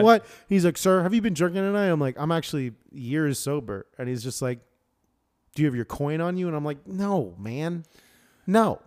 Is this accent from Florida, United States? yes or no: yes; Florida, United States; also born or lived in Michigan; now in Washington, United States; I'm from Freedom Land